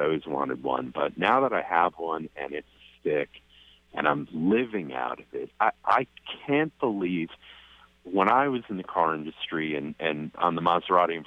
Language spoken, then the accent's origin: English; New York, United States; me being a New Yorker